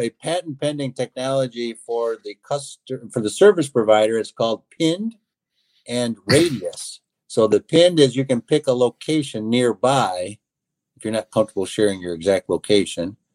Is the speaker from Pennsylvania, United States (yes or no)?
no; Athens, East Leroy, Climax, and Scotts, Michigan, United States; my hometown, uh, Athens, East Leroy, Climax, and Scotts, what we call ACES region